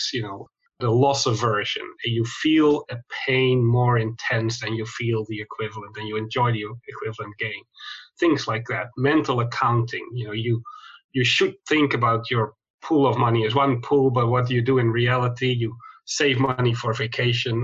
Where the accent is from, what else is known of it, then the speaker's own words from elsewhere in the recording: Netherlands; moved away as an adult; also born or lived in Chicago, United States / London, United Kingdom; now in Sydney, Australia; I grew up in Holland in Europe.